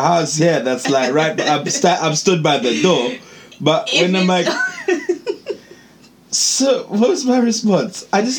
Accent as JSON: {"language": "English", "country": "Zimbabwe", "tie": "born or raised there", "moved": "yes", "said": "born and bred in Zimbabwe, like, I'm a Shona, but see me, I just hated the subject. Like, my Shona is very limited"}